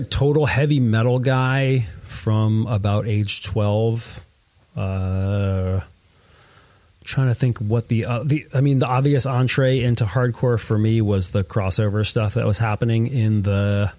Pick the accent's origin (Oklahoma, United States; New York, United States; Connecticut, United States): Connecticut, United States; Stratford; I grew up and did most of my formative years in Stratford, which is sort of southern Connecticut between Bridgeport and New Haven